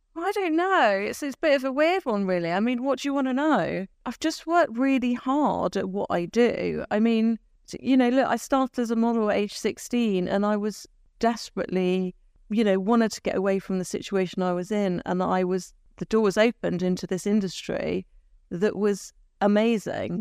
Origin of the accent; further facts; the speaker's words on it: Taunton, South West England, United Kingdom; I was from Taunton.